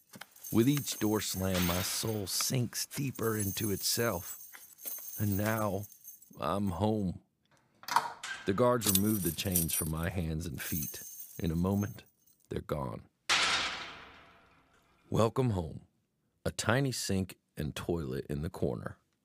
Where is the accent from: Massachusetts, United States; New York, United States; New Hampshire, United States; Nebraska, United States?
New Hampshire, United States; As a school kid growing up in New Hampshire, I studied hard and actually got straight A's.